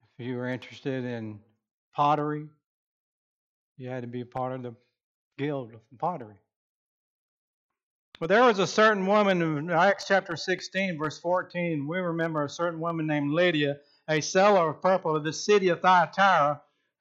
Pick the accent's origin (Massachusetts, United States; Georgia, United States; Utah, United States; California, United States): Georgia, United States; Rincon; also born or lived in Savannah, Georgia; now in Norman, United States; my hometown way back when, Rinkin, Georgia, Savannah, Georgia.